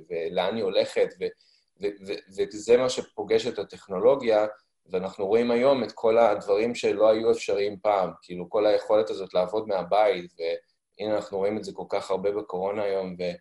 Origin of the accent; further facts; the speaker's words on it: United States; also born or lived in Africa; now in Haifa, Israel; אני בעצם יחסית חדש לחיפה, למרות שהמקורות שלי הם פה, אבל אה, גדלתי לרוב בחו"ל, בארצות הברית ובאפריקה, והגעתי לארץ לפני בערך 11-12 שנים